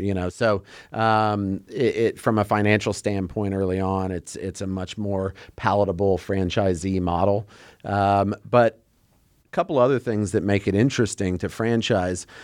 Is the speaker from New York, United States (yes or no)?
no; Texas, United States; We're from Texas.